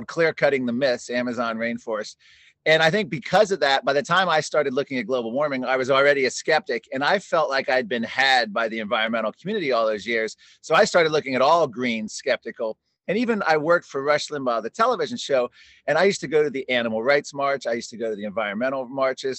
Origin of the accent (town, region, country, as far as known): McLean, Virginia, United States; born or raised there; also born or lived in Washington, District of Columbia, United States